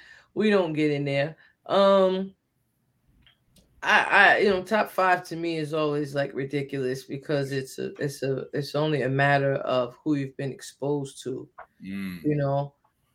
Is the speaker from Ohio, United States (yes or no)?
no; New Jersey, United States; moved away; I'm from Jersey